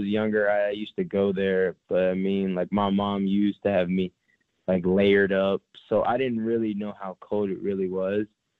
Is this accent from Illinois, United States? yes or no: no; St. Petersburg, Florida, United States; I'm from St. Petersburg, Florida.